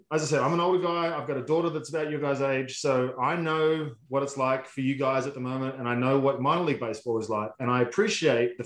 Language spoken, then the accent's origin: English; Australia; accent: Australian; now in United States; If you haven't realized the accent already, it's not from this country